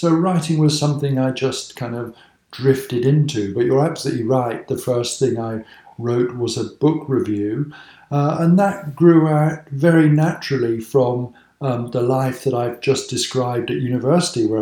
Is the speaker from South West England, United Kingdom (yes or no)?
yes; Cheltenham, South West England, United Kingdom; I grew up in Cheltenham, which people think of as being such an archetypal, rather posh Regency town